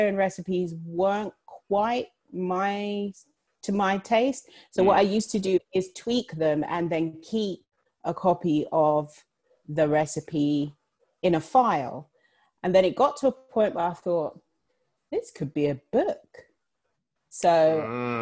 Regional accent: London, United Kingdom; I was born and raised in London

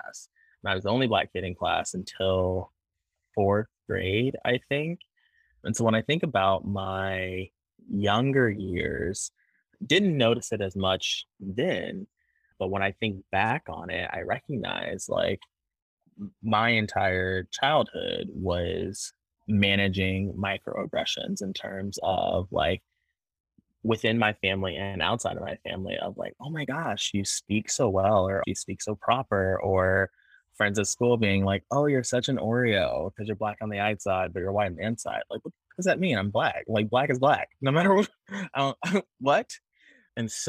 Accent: Normal, Illinois, United States; born or raised there; also born or lived in Chicago, Illinois

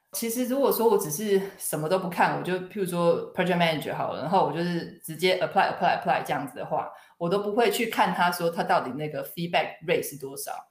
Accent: Taiwan; moved away as an adult; now in United Kingdom; 对于我一个华人，我是土生土长的台湾人，所以英文对我来说是一个第二外国语

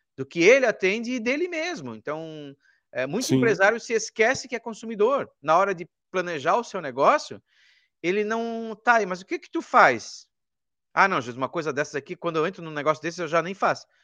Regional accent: Rio do Sul, Santa Catarina, Brazil; moved away; lá na minha cidade, que era antes Rio do Sul, em Santa Catarina

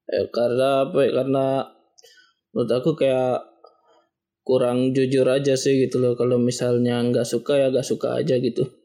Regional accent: Tangerang, Banten, Indonesia; Saya berasal dari Tangerang Umur saya 23 tahun

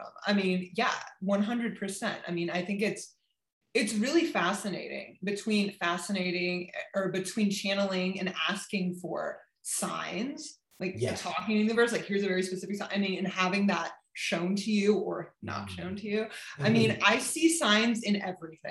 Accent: California, United States; moved away as an adult; also born or lived in Berlin; I'm from California.

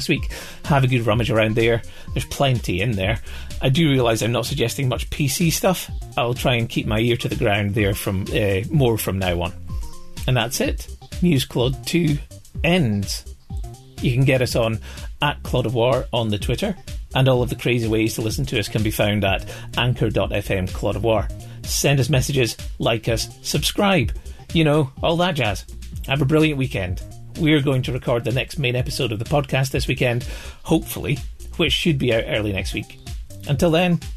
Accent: Scotland, United Kingdom; I'm from Scotland

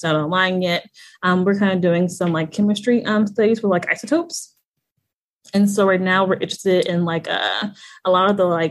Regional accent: St. Louis, Missouri, United States; moved away as an adult; also born or lived in Hampton, Virginia; I'm actually from St. Louis, Missouri

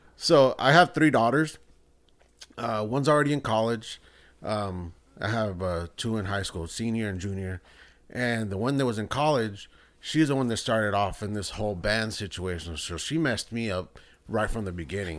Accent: El Salvador; I'm from El Salvador

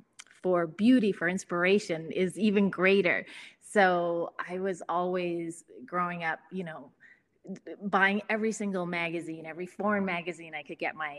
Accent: Calgary, Alberta, Canada; parents divorced, my mother moved us to the middle of the prairies in Canada when I was about six. So I grew up here in Calgary.

